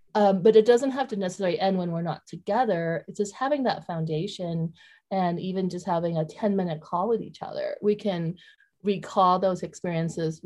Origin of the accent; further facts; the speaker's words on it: Vietnam; moved away; I'm from Vietnam. So I grew up, you know, going to a Buddhist temple at a very young age.